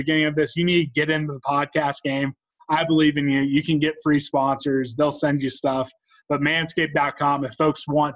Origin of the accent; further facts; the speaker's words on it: Topeka, Kansas, United States; Both Grant and I grew up in Topeka